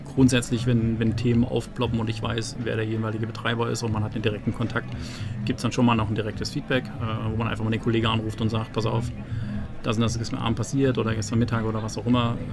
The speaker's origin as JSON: {"language": "German", "town": "Zittau", "region": "Saxony", "country": "Germany", "tie": "born or raised there", "said": "bin gebürtiger Sachse, äh, Ostsachse, um genau zu sein, gebürtig in Zittau."}